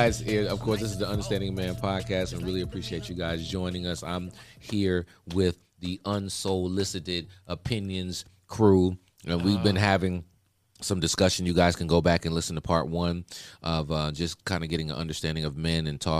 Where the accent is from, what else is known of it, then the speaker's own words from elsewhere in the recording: Hackensack, New Jersey, United States; now in Atlanta, United States; So he's from my hometown. So I was like, damn, what are they doing in Hackensack? We just a little old city.